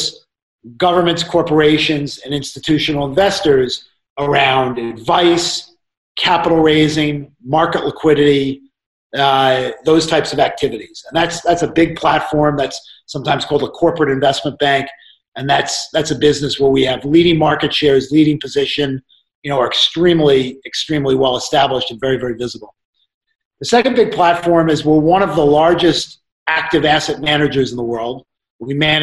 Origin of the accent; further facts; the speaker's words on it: Hartsdale, New York, United States; I grew up in Westchester. I went to Edgemont High School, and I lived in Hartsdale, New York.